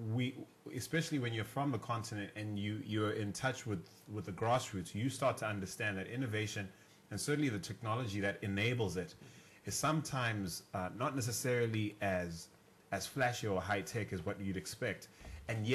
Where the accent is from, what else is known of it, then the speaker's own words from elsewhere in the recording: Bulawayo, Zimbabwe; first language Ndebele; English is a second language; moved away as an adult; also born or lived in Philippines; now in Johannesburg, South Africa; I'm originally from Bulawayo, Zimbabwe.